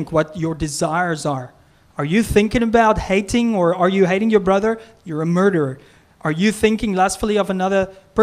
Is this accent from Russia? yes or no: no; South Africa; now in Canada; I'm from South Africa